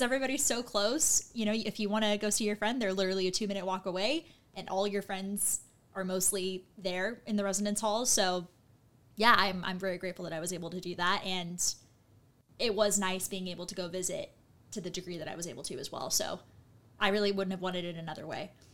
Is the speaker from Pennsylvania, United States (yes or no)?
no; Costa Mesa, California, United States; I'm from Costa Mesa, California